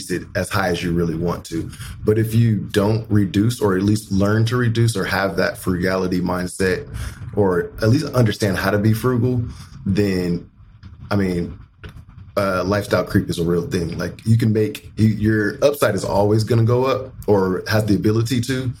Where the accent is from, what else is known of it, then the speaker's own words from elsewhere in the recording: Las Vegas, Nevada, United States; moved away as an adult; also born or lived in Kentucky / Indiana; I was born and raised in Las Vegas